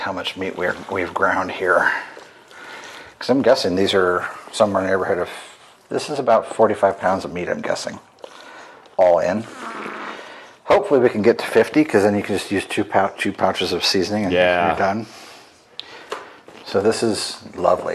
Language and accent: English; Oregon, United States; I grew up in Oregon